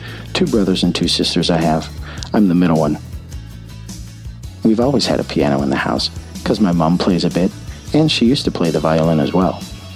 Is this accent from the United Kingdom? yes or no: yes; United Kingdom; My dad's a naturalized British citizen, and my mom's English, so I'm British.